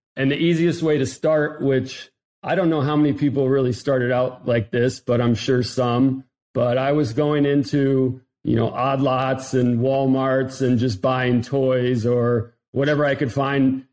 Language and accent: English; Ohio, United States; moved away; also born or lived in South Florida; I'm from Ohio originally